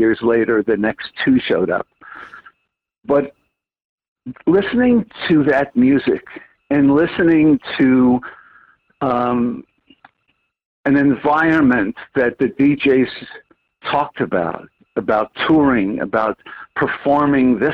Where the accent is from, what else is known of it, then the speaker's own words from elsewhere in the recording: Montreal, Quebec, Canada; As a Montrealer, born and raised in Montreal